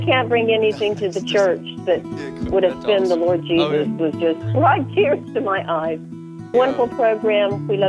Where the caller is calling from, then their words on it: Richmond, Virginia, United States; I'm calling from Richmond, Virginia.